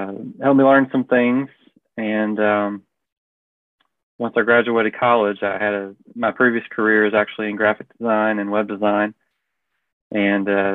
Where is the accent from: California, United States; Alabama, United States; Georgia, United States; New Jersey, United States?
Alabama, United States; Prattville; now in Montgomery, United States; I grew up in Prattville, a large family